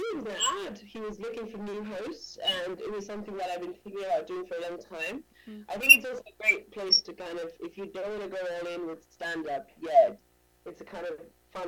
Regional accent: Uruguay; moved away as an adult; now in London, United Kingdom; I'm from Uruguay, South America. So I worked as a singer from the age of, 14.

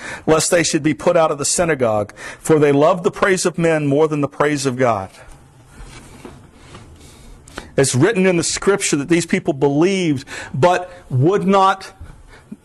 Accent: Florida, United States; accent: twang; I grew up in Florida with my cousins from Alabama and Georgia. So, I can do a twang pretty good if I got to.

